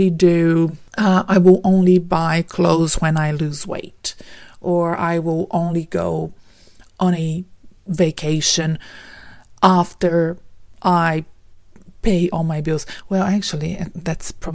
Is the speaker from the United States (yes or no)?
no; Brazil; moved away as an adult; now in Melbourne, Australia; We're originally from Brazil